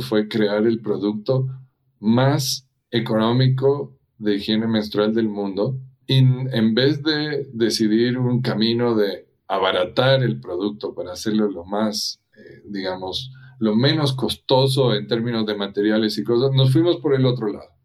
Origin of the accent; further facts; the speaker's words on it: Ecuador; moved away as an adult; also born or lived in United States; Y yo nací y crecí en Ecuador, y a los 18 años me fui a vivir a Estados Unidos